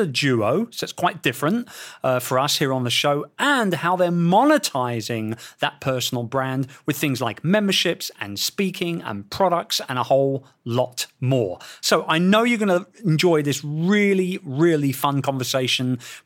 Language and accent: English; England, United Kingdom; our motherland of England.